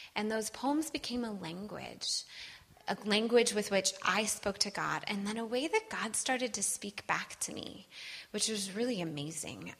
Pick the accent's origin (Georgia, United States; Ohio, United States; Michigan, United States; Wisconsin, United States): Wisconsin, United States; I'm from Wisconsin